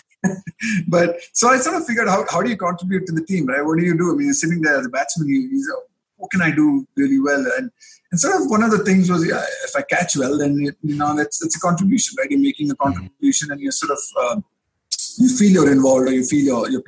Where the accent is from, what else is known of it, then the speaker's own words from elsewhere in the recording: Bangalore, Karnataka, India; I grew up in Bangalore in Karnataka